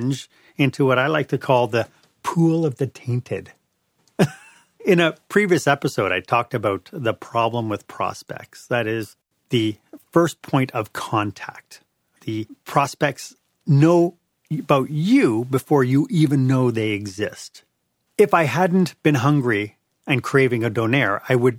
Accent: Montreal, Quebec, Canada; I'm from Montreal.

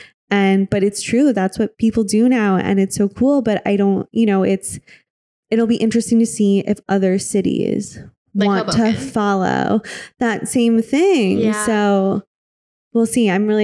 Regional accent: Midwest, United States; I'm from the Midwest. I spent so much time there. You know, I grew up there

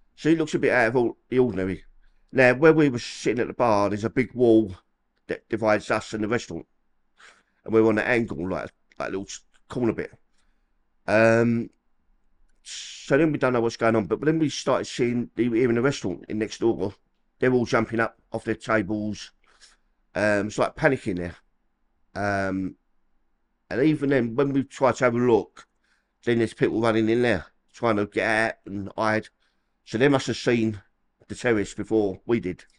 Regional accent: London, United Kingdom; moved away as an adult; I'm from Peckham, the old Copper Hill, Col-, old Copper Hill, um, yeah, I've lived there till about eighteen years old

